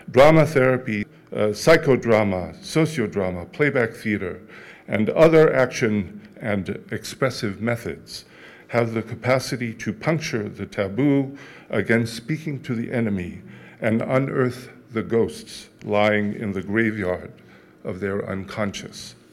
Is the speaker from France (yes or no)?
yes; France; born there; I was born in France to two Auschwitz survivors and resistance fighters who had managed to survive unspeakable trauma with their dignity intact.